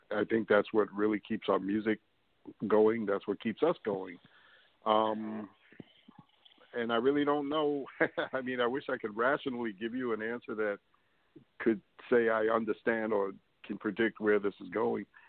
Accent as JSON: {"language": "English", "town": "New York City", "region": "New York", "country": "United States", "tie": "born or raised there", "said": "I grew up in New York City."}